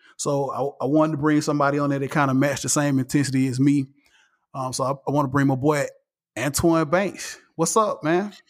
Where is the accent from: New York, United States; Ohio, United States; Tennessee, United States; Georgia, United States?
Georgia, United States; Atlanta; I'm still Atlanta down, all the way red clay, I, uh, I'm from here.